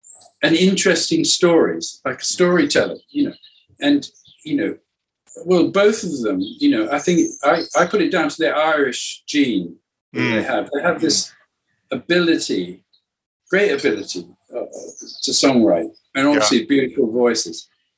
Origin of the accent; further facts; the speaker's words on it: Cuba; English is a second language; also born or lived in South America; Some of them had a resonance for me because it sort of explored my growing up in Cuba and South America.